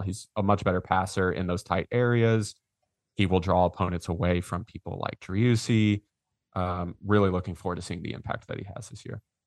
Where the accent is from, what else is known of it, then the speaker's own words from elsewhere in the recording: Georgetown, Texas, United States; also born or lived in Austin, Texas; We, we grew up in Georgetown, so not that far up the road